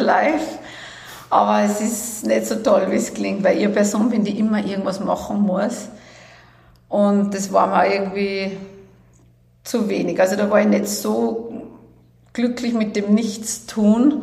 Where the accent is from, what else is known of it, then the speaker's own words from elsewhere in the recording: Salzburg, Austria; bin in Salzburg geboren, also mein Leben lang hier aufgewachsen